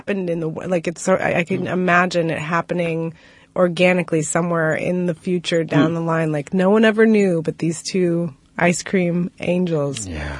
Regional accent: Dublin, California, United States; I'm from Dublin.

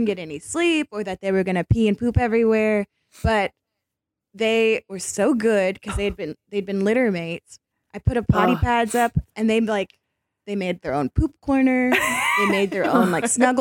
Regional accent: Kentucky, United States; I'm from Kentucky

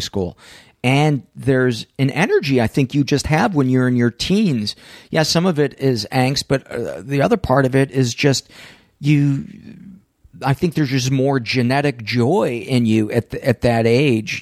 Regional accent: Homewood, Illinois, United States; the high school that I went to, um, it was, it was called Homewood Flossmoor, and I was from Homewood

